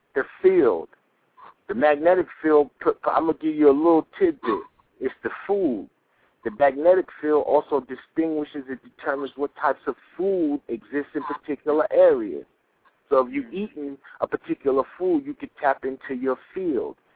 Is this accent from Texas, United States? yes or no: no; New York, United States; also born or lived in Chicago; I'm from New York